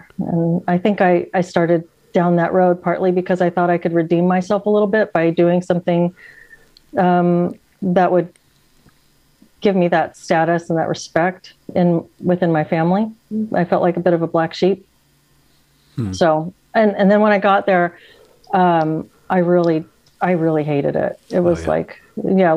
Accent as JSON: {"language": "English", "town": "San Antonio", "region": "Texas", "country": "United States", "tie": "born or raised there", "also_born_or_lived": "Seattle, Washington", "moved": "as an adult", "lives_now": "Washington, United States", "said": "I moved up here in 2009 and I moved from Texas. I'm from San Antonio."}